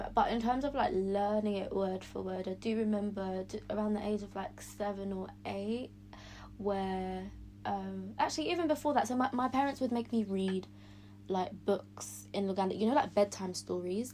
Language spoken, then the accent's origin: English; London, United Kingdom; I was brought up in London